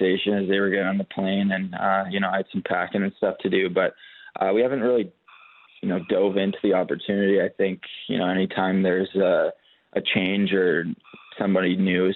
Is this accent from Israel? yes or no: no; Canada; being a Canadian kid and, you know, growing up, you want to play in the NHL